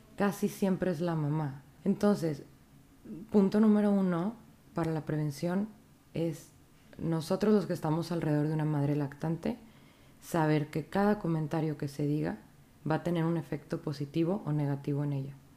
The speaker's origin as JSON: {"language": "Spanish", "town": "Monterrey", "region": "Nuevo León", "country": "Mexico", "also_born_or_lived": "Saltillo", "said": "soy regia. Yo estuve en, en medicina en la UNI, en la Facultad de Medicina de aquí de Monterrey"}